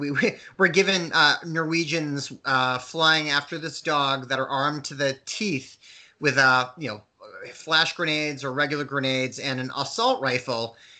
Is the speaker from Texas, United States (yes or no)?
no; Waterville, Maine, United States; born or raised there